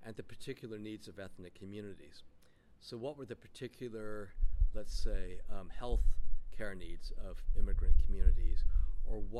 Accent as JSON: {"language": "English", "region": "California", "country": "United States", "tie": "born or raised there", "also_born_or_lived": "upstate New York", "said": "I was born in upstate New York, but I was raised in California."}